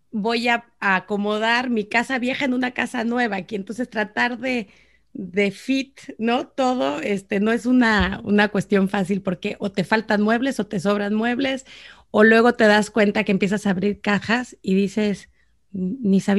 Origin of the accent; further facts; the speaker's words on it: Mexico; now in Saint Paul, United States; mexicana, y de luna de miel José Luis y yo volamos directo a Minnesota.